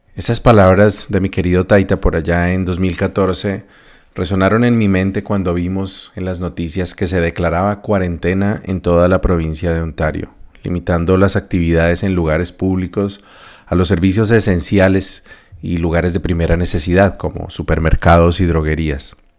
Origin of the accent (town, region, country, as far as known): Colombia; moved away as an adult; also born or lived in North America